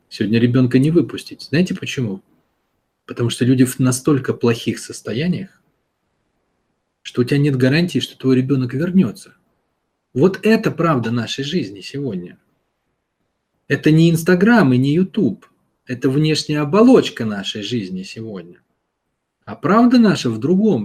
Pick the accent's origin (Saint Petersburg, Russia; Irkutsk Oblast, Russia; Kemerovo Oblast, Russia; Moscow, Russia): Saint Petersburg, Russia; Я вырос в городе, в Питере